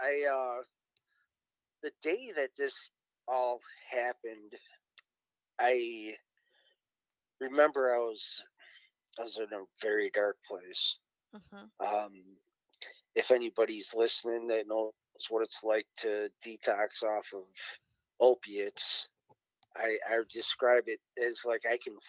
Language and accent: English; Cleveland, Ohio, United States; I'm from Cleveland, Ohio, born and raised.